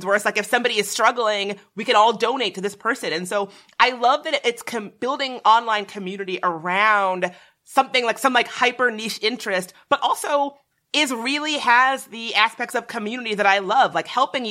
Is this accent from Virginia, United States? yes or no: yes; Virginia, United States; I grew up in the South, a pretty small town in Virginia